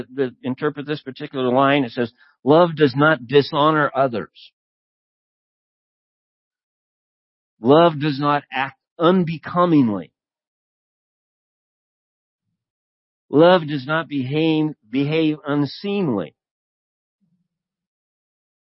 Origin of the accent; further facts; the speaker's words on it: United States; as an American living in the United States